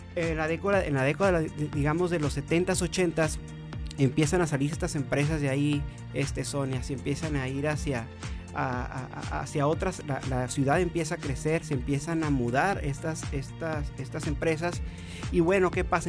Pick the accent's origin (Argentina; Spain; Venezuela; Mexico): Mexico; Mexicali, Baja California; soy de aquí de Mexicali